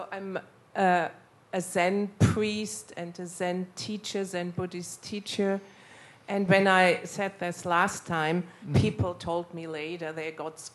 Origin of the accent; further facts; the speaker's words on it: Germany; moved away as an adult; also born or lived in United States; I'm from Germany, although I didn't live for many years now in Germany.